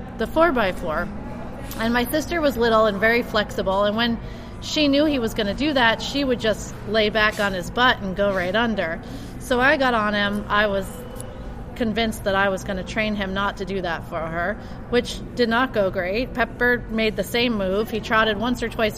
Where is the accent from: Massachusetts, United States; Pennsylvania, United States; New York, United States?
Massachusetts, United States; moved away; I was born in Massachusetts